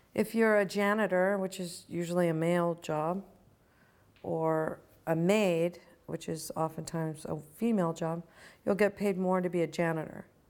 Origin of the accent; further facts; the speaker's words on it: Virginia, United States; also born or lived in Chicago, Illinois; now in California, United States; When I grew up, when I lived in the hippie commune, I lived in Virginia. I was born in Chicago, in Illinois.